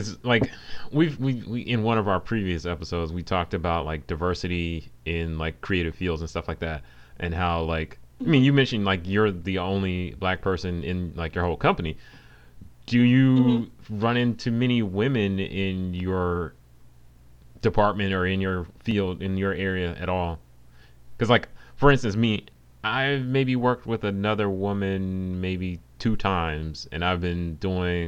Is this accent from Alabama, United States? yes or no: yes; Huntsville, Alabama, United States; also born or lived in the South; now in Washington, D.C., United States; I grew up in Huntsville, Alabama, and then I moved around the South a little bit, but then when I came, I moved here to D.C.